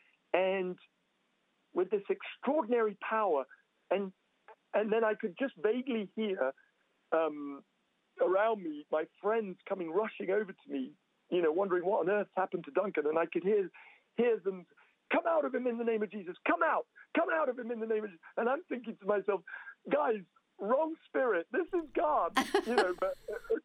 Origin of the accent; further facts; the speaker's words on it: England, United Kingdom; moved away as an adult; now in Toronto, Canada; We are English, you know, and we were living our lives in England.